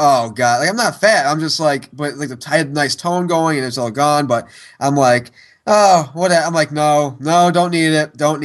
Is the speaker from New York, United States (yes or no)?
yes; Syracuse, New York, United States; moved away; my hometown of Syracuse